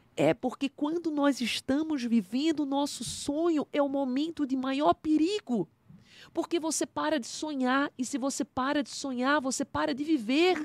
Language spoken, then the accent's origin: Portuguese; Jaboatão dos Guararapes, Pernambuco, Brazil; also born or lived in Recife, Pernambuco; eu nasci exatamente em Recife, Pernambuco, mas eu morava em Jabotão dos Guararapes